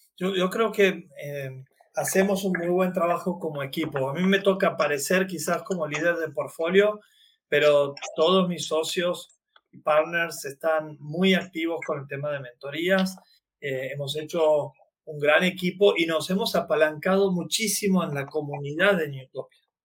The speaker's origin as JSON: {"language": "Spanish", "country": "Argentina", "said": "soy del interior de la Argentina, He nacido hace 47 años"}